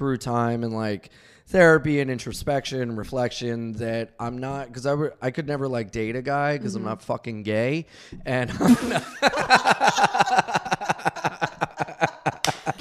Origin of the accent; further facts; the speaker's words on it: Wilmington, Delaware, United States; now in New York City, United States; I'm from Delaware.